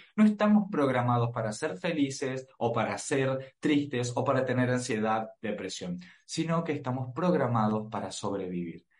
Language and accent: Spanish; Argentina; soy argentino